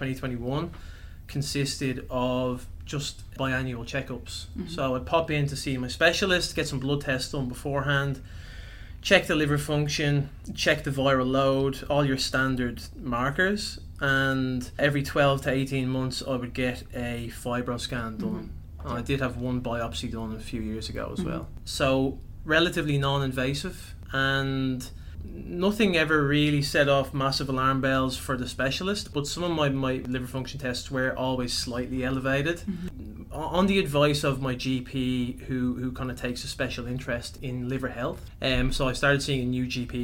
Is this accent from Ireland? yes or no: yes; Ireland; first language English; moved away as an adult; now in Melbourne, Australia; I was born and raised in Ireland, as you might be able to tell by the accent.